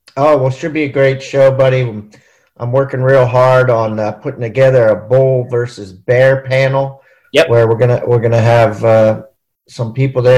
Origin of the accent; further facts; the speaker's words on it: Maryland, United States; I'm from Maryland